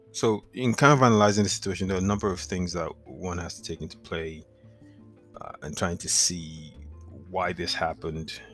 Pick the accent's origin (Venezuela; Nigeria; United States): Nigeria; moved away; growing up in Nigeria, I used to visit the National Stadium, which is in Lagos or was in Lagos